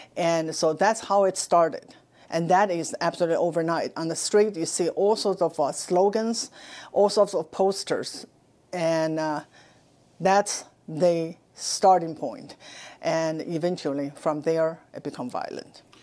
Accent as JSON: {"language": "English", "country": "China", "tie": "born or raised there", "moved": "as an adult", "lives_now": "United States", "said": "I was born in China. I spent my first twenty-six years in Mouse, China"}